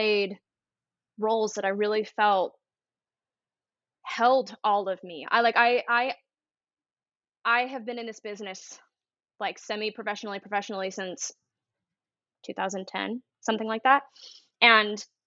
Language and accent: English; Salt Lake City, Utah, United States; moved away as an adult; also born or lived in New York City / Los Angeles; I grew up in Salt Lake City, Utah